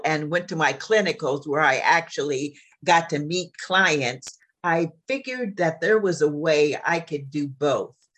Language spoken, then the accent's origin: English; Junction City, Kansas, United States; moved away as an adult; also born or lived in Chicago, Illinois / Missouri; now in Jacksonville, United States; I'm a small town girl, and I was raised in Junction City, Kansas, which is an army town